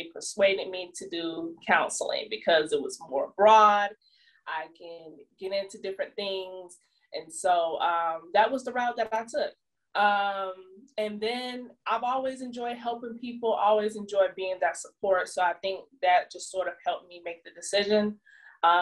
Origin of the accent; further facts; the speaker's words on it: Jonesboro, Georgia, United States; I moved back to my hometown, Jonesboro, Georgia. It's like south of Atlanta.